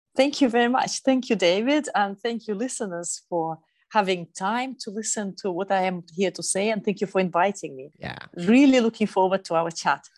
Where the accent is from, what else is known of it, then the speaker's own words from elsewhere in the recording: Lake Baikal, Eastern Siberia, Russia; now in Berlin, Germany; I come from Eastern Siberia, it's a place of immense beauty, but also it's quite remote, where five hours flight east of Moscow, and that's where I was born in that part of Russia, actually on the biggest freshwater lake in the world, Lake Baikal.